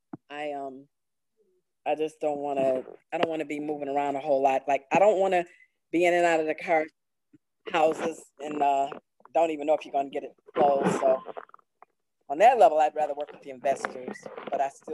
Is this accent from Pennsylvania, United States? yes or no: no; Chicago, Illinois, United States; now in Baltimore, United States; Southwest suburbs of Chicago